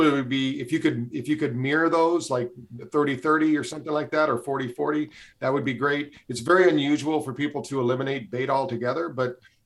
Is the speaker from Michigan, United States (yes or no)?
yes; Michigan, United States; I grew up in Michigan